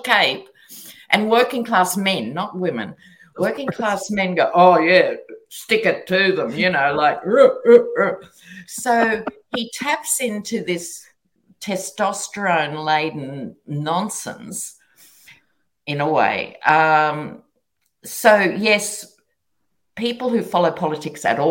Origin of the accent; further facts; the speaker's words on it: Australia; as an Australian